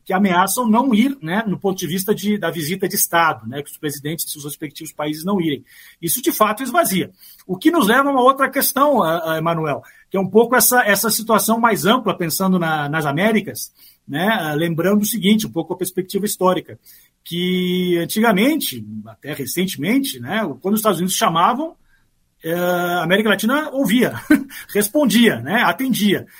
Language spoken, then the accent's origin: Portuguese; Brazil; moved away; nós, brasileiros, embora eu more aqui, eu né, sou brasileiro